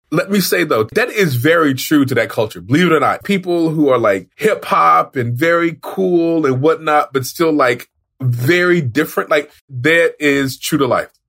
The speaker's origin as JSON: {"language": "English", "region": "Oklahoma", "country": "United States", "said": "I'm from Oklahoma, which is where this show is from"}